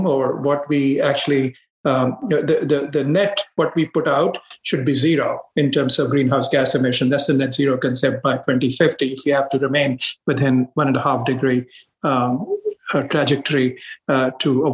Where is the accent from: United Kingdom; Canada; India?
India; moved away as an adult; now in United States; I grew up in India, where I spent my formative years. I went to school there, did my undergrad, and I came to the U.S.